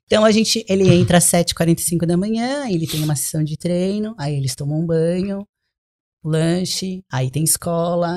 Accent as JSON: {"language": "Portuguese", "country": "Brazil", "moved": "yes", "lives_now": "United States", "said": "eu sou do Brasil, moro aqui"}